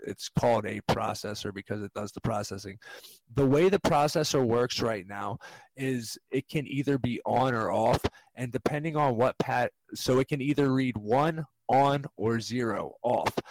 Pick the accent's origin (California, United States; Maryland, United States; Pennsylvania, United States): Maryland, United States; we're from Maryland, the University of Maryland.